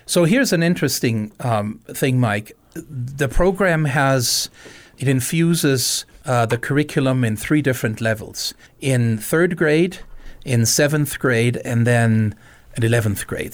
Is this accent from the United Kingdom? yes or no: no; Germany; moved away as an adult; now in Missoula, United States; I came to Missoula thirty years ago, uh, born and raised in Germany